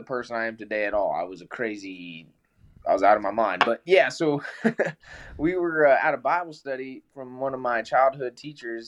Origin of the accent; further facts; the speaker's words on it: Colorado, United States; I'm from Colorado